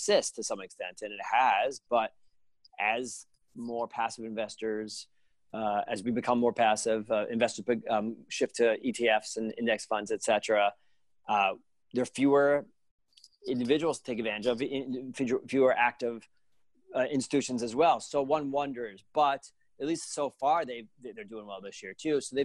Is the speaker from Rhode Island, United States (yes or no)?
yes; Providence, Rhode Island, United States; now in New Jersey, United States; I grew up in Providence, Rhode Island. I live in New Jersey